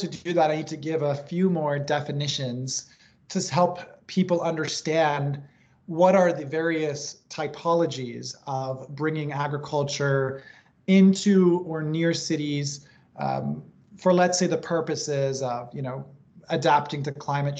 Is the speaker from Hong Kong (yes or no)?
yes; Hong Kong; also born or lived in Tokyo, Japan; You know, I grew up in Hong Kong and Tokyo. These are very dense cities, but there's sort of creative ways that they integrate greenery into the cities.